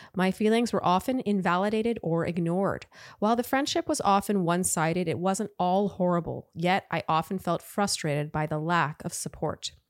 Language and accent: English; Canada; I'm Canadian